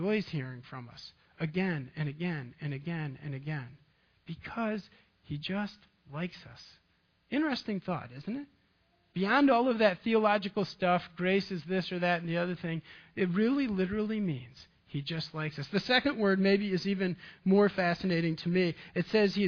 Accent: Ravenna, Michigan, United States; I grew up in a farming community, Ravana, Michigan

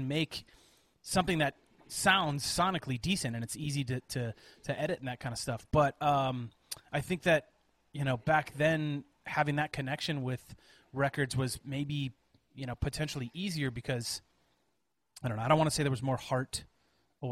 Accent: Janesville, Wisconsin, United States; moved away; also born or lived in Colorado; I spent probably 7 years of my life growing up in Janesville, Wisconsin

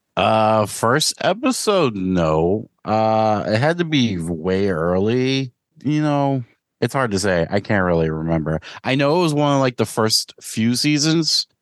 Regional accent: New York City, New York, United States; growing up in New York City

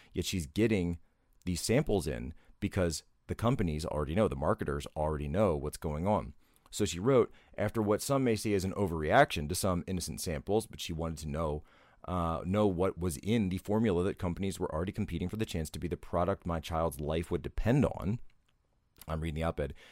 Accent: Pennsylvania, United States; Pennsylvania, my home state

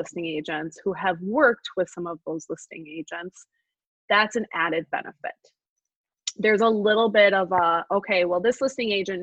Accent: La Crosse, Wisconsin, United States; now in Woodbury, United States; I grew up in La Crosse, Wisconsin

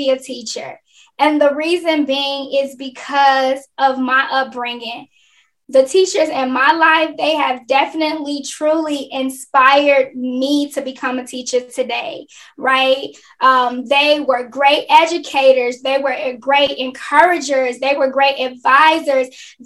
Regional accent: Chicago, Illinois, United States; I am from Chicago, Illinois, living on the south side of Chicago with my amazing husband

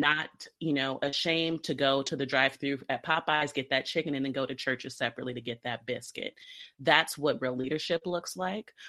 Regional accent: Southern California, United States; now in Bay Area, United States; Technically, I was born and raised in SoCal

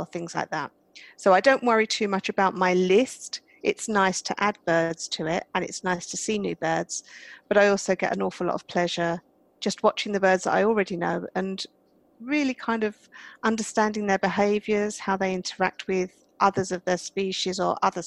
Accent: United Kingdom; accent: British; I'm British, as you might be able to tell from my accent.

